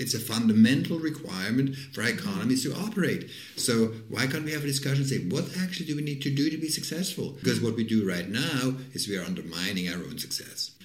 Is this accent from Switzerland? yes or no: yes; Switzerland; moved away; I'm from Switzerland, for example, originally.